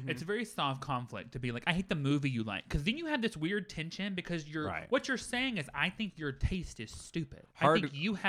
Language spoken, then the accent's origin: English; the South, United States; I'm from the South. We had corn up the wazoo.